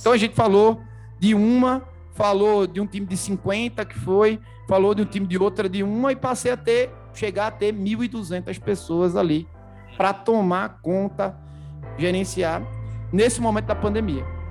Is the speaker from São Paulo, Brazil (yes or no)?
no; Recife, Pernambuco, Brazil; moved away; Eu, eu sou de Recife, natural de Recife